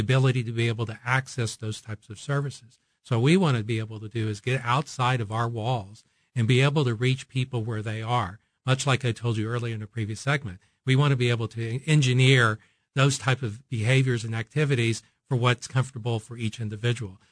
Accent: Oklahoma, United States; moved away as an adult; now in Kansas City, United States; I am from this part of the country, having, uh, uh, grown up in Oklahoma

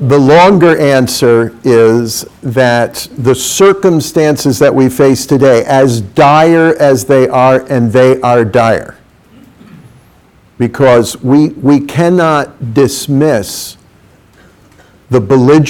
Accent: New York, United States; I came from New York

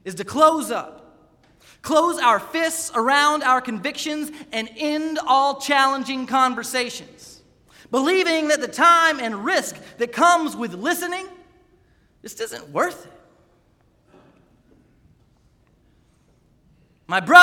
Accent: Raleigh, North Carolina, United States; also born or lived in Wake Forest, North Carolina; when I was 7 years old, on the day when we moved from Wake Forest, North Carolina, to the big city of Raleigh

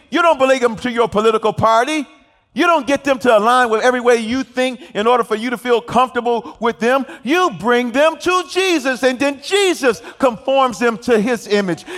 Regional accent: Detroit, Michigan, United States; I'm from Detroit, Michigan

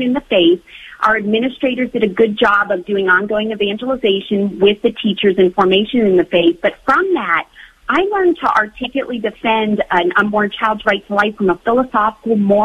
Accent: Steubenville, Ohio, United States; I grew up here in Steubenville near Franciscan University

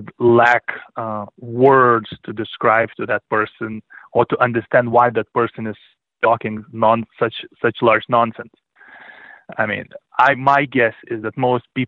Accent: Lithuania; moved away; I was born in 1981 in Lithuania, which was then part of the Soviet

